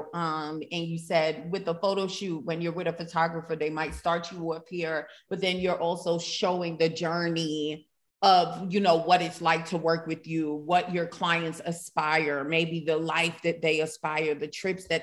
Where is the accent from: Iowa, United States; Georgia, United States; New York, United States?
New York, United States; New York City; I'm from Brooklyn. I'm a city girl at heart